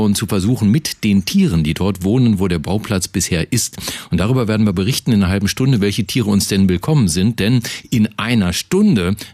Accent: Lower Saxony, Germany; Wir kommen da ja auch aus der Ecke da, Niedersachsen.

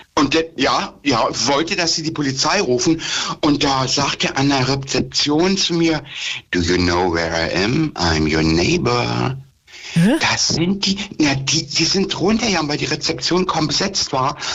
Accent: Germany; hier bei uns in Deutschland

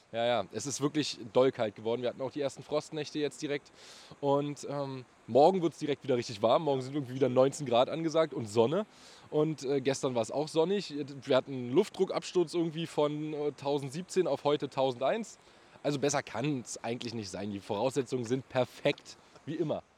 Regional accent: Berlin, Germany; also born or lived in Bernau; geboren bin ich in Berlin und ich wohne auch in Berlin

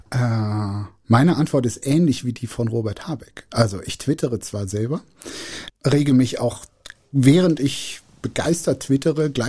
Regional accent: North Rhine-Westphalia, Germany; Also, äh, ich komme aus dem Rheinland. Ich finde die Sprache wahnsinnig schön.

